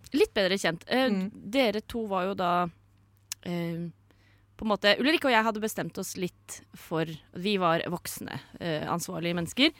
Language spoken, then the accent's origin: Norwegian; Sande, Vestfold, Norway; Fra Sande i Vestfold